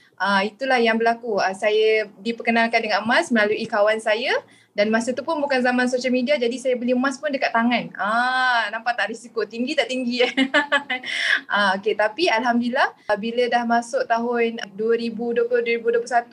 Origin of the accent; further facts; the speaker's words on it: Kuala Lumpur, Malaysia; saya berasal dari Kuala Lumpur